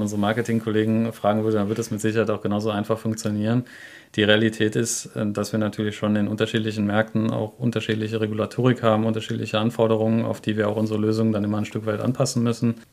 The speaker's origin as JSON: {"language": "German", "town": "Grevenbroich", "region": "North Rhine-Westphalia", "country": "Germany", "tie": "born or raised there", "said": "bin ich in Grevenbruch groß geworden"}